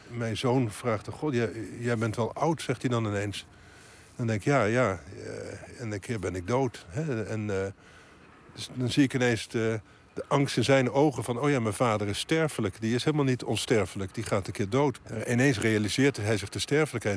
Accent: Netherlands; now in Haarlem, Netherlands; dat is waar ik vandaan kom, het, land van de grote rivieren.

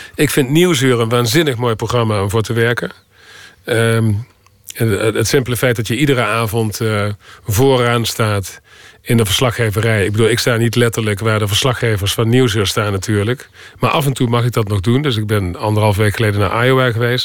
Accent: North Limburg, Netherlands; accent: soft G; moved away as an adult; also born or lived in New York; Ik kom uit Limburg en dat zit diep in me

